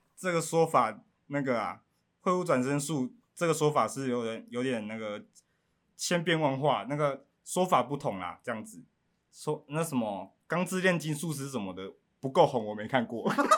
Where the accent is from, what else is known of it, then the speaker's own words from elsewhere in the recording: Pingtung County, Taiwan; 我来自屏东